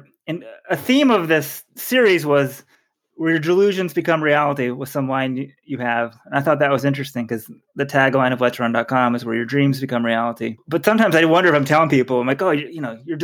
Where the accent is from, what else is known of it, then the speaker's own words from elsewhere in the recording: Texas, United States; I'm from Texas